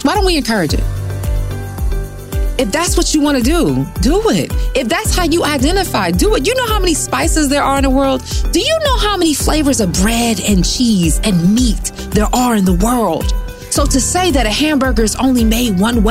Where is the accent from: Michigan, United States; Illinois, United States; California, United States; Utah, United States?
Michigan, United States; Detroit; growing up in Detroit